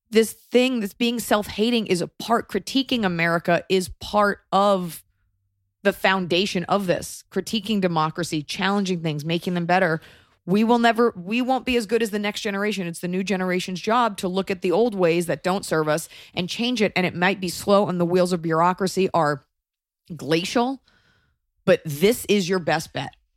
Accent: United States; I'm American

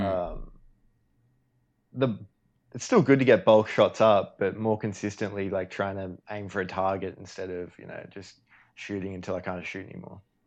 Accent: Australia; me being Australian

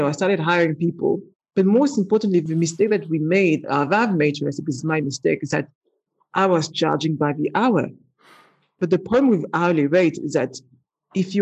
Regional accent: Paris, Île-de-France, France; accent: French; English is a second language; moved away as an adult; now in London, United Kingdom; born in Paris, not with a silver spoon in my mouth. You know, I grew up in the ghetto of Paris and moved to London

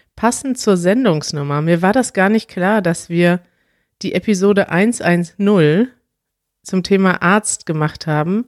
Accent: Germany; wir sind ja Deutsche

